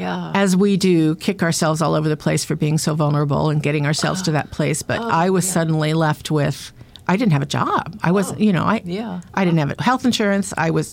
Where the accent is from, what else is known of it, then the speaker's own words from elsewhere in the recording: Southern California, United States; moved away as an adult; also born or lived in Boston, Massachusetts; now in Massachusetts, United States; I was actually born in Boston, but between my kindergarten and first grade year, my parents moved to California. Mm-hmm. So I was raised in California, and my father was a college professor, and my mother was an artist, and I was raised in Southern California.